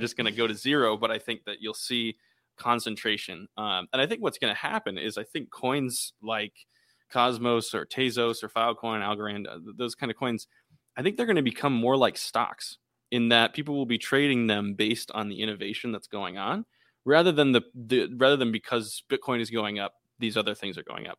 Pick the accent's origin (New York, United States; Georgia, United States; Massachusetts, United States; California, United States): Massachusetts, United States; Boston; We're actually from Boston